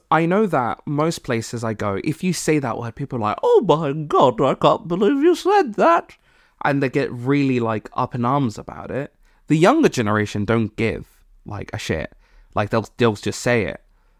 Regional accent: Malawi; I'm from Malawi, and I like my African friends

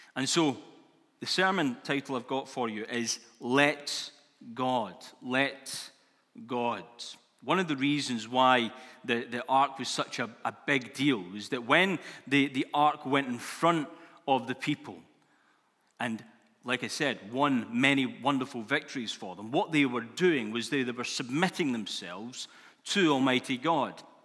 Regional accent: Scotland, United Kingdom; Being Scottish, new year is a big thing, and, uh, it's always been a big thing for us Scots people.

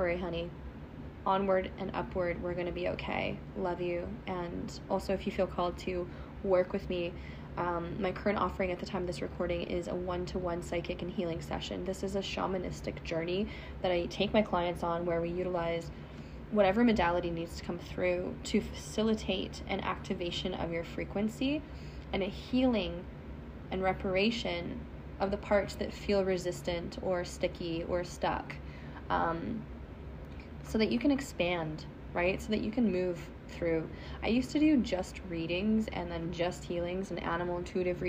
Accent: Canada; accent: Canadian; my Canadian accent

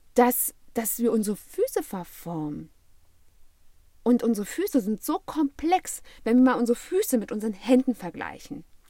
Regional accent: Germany; hier bei uns in Europa oder beziehungsweise ganz speziell in Deutschland

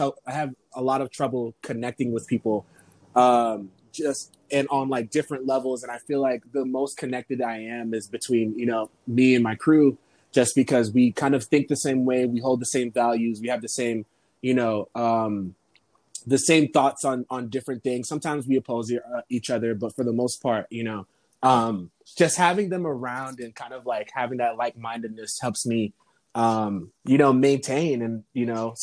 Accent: Massachusetts, United States; moved away; also born or lived in Florida; I was born and raised in Massachusetts, and then I ended up moving to Florida in 2006

